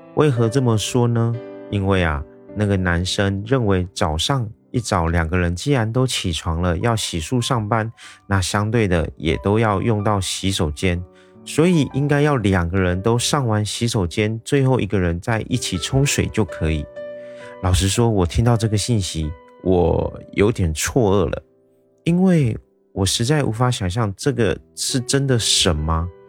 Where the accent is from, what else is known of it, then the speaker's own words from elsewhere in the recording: Taiwan; 我是一位来自台湾的一位小哥哥